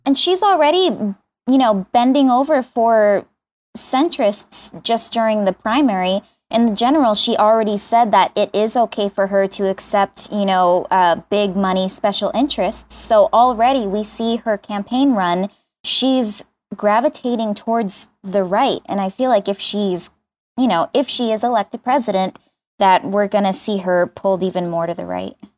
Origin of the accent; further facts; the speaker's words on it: United States; I am an American